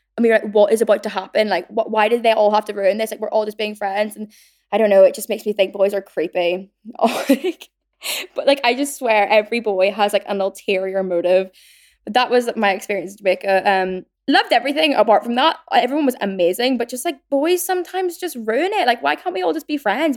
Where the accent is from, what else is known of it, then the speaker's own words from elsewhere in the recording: Northern Ireland, United Kingdom; now in London, United Kingdom; growing up in Northern Ireland